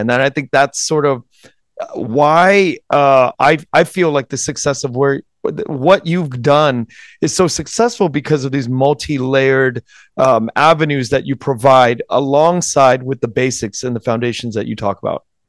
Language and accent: English; United States; I was born in November nineteen seventy-five. Um, born in the U S